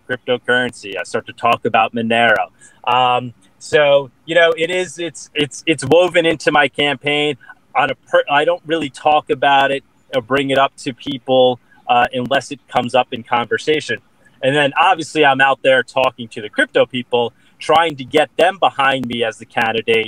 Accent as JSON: {"language": "English", "area": "Long Island", "region": "New York", "country": "United States", "tie": "born or raised there", "said": "born and raised on Long Island"}